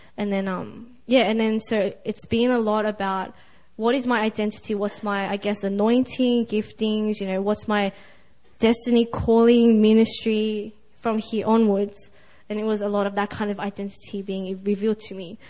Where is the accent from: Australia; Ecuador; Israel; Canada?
Australia; Sydney, New South Wales; I'm from Sydney, Australia.